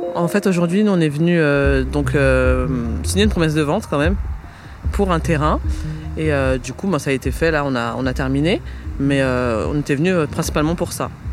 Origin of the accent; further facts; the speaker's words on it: Paris, Île-de-France, France; j'ai grandi à Paris